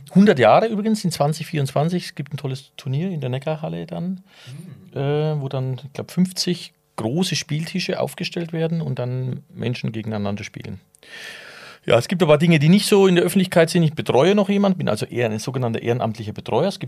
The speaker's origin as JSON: {"language": "German", "town": "Würzburg", "region": "Bavaria", "country": "Germany", "also_born_or_lived": "Villingen, Germany", "accent": "Franconian rolled R", "moved": "yes", "lives_now": "Villingen-Schwenningen, Germany", "said": "komme ich aus Franken. Der Franke, der kann das R rollen, ja. Und äh, aus der Stadt Würzburg, wo ich jetzt herkomme, oder Veitshöchheim"}